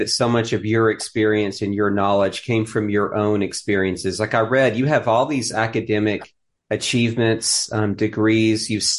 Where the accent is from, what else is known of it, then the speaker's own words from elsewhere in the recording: Knoxville, Tennessee, United States; my neck of the woods growing up in Knoxville